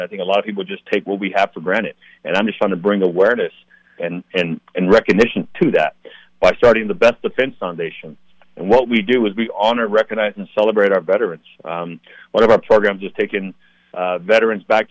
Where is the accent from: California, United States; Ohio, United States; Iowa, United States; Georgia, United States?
California, United States; San Diego; born and raised in San Diego, big military town